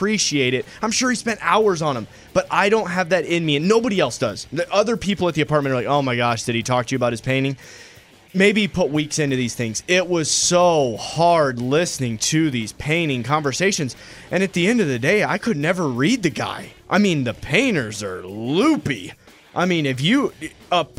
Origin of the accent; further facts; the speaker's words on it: the North, United States; I'm from the North